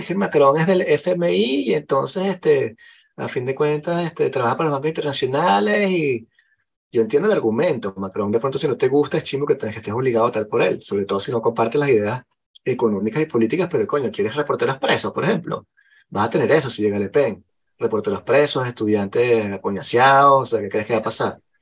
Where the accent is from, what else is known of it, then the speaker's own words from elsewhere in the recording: Venezuela; now in France; yo como venezolano